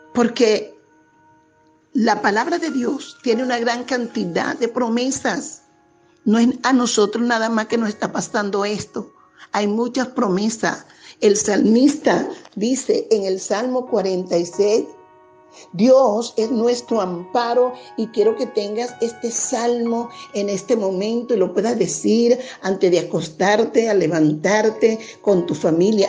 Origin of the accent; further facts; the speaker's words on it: Venezuela; somos venezolanos